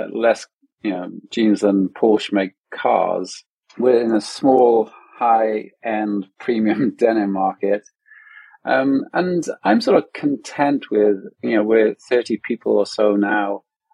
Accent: Wales, United Kingdom; moved away; also born or lived in London; we're from Wales originally

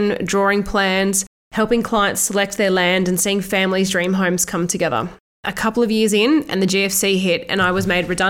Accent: Australia; born or raised there

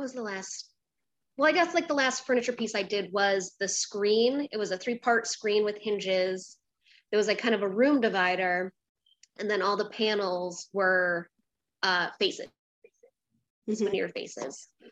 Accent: a small town outside of Rochester, New York, United States; moved away as an adult; also born or lived in Brooklyn, New York; I grew up um, in a small town outside of Rochester, New York.

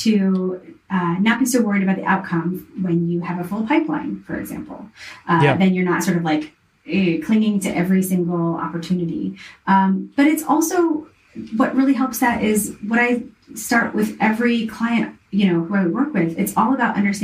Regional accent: the South, United States; I was raised in the South

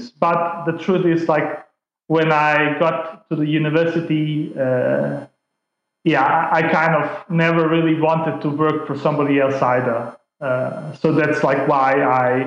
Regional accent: Denmark; English is a second language; also born or lived in Bosnia; I grew up in Denmark, got my education there

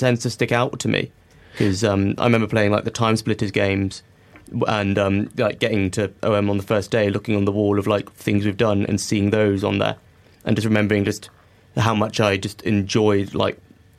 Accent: Singapore; also born or lived in Hong Kong; Well, okay, so I grew up in Singapore and Hong Kong

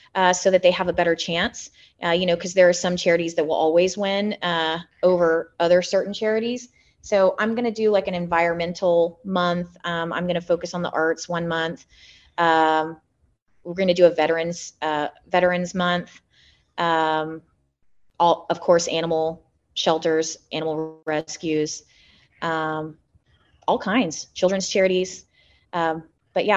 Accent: Magnolia, Texas, United States; now in Houston, United States; I'm from Magnolia

